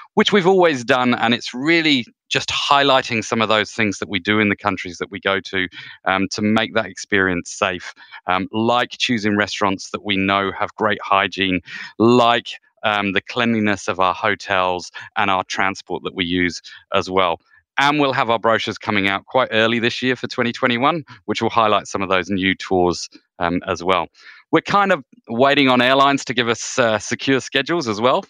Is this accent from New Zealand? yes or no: yes; New Zealand; as a Kiwi